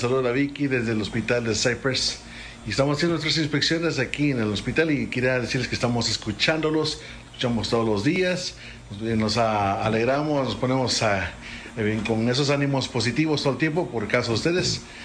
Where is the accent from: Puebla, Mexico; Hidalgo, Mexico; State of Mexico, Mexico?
Puebla, Mexico; moved away; Yo eh, también soy de Puebla